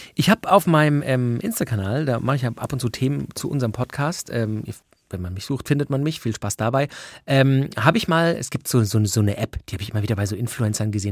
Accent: Swabia, Germany; ich bin geborener Schwabe

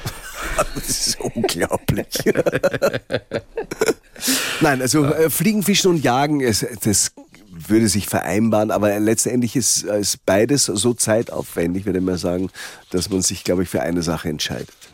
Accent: Salzkammergut, Upper Austria, Austria; moved away; also born or lived in Vienna; Ich komme aus dem Salzkammergut

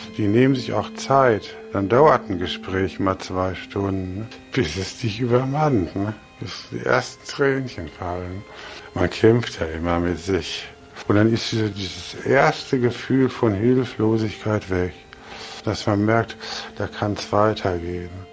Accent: Bochum, North Rhine-Westphalia, Germany; Ich bin 62 geboren in Bochum

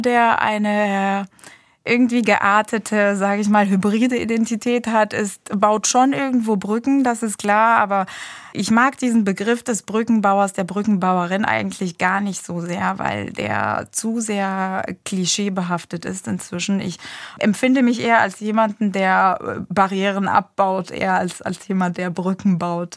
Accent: Egypt; moved away as an adult; now in Germany; mein sprachlicher Hintergrund ist ägyptisch. Ich bin gebürtige Ägypterin. Ich habe aber in Ägypten tatsächlich eine komplett deutsche Schulbildung genossen

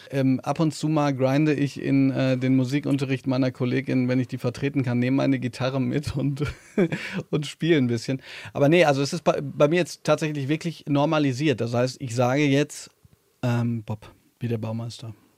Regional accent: Hagen, North Rhine-Westphalia, Germany; in Hagen, wo ich herkomme, eine Stadt, die nicht sehr schön ist.

